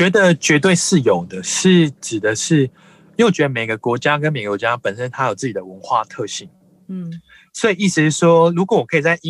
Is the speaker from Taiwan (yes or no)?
yes; Taiwan; also born or lived in India / United Kingdom; 我是台湾人，